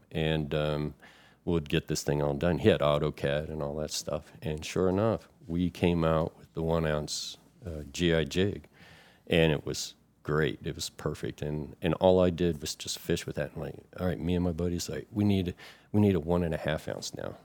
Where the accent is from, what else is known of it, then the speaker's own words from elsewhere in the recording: Florida, United States; moved away as an adult; now in Chesapeake Bay area, United States; I'm from Florida, and, um, that's where I enlisted from